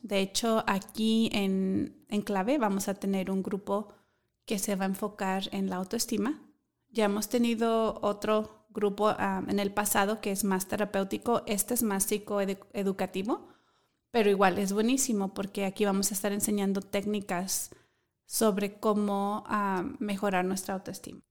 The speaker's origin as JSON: {"language": "Spanish", "country": "Mexico", "moved": "yes", "said": "mi país, que es México"}